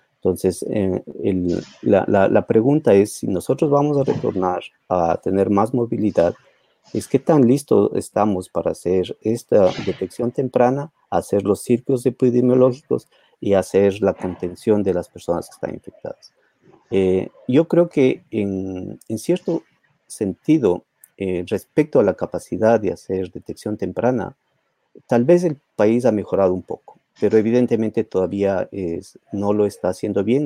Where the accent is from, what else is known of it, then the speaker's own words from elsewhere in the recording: Ecuador; moved away; yo soy ecuatoriano también